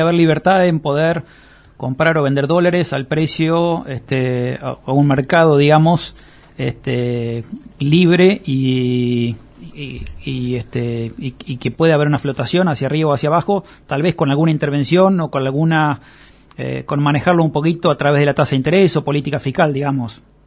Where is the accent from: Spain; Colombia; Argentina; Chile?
Argentina; los argentinos en el fondo tenemos un comportamiento económico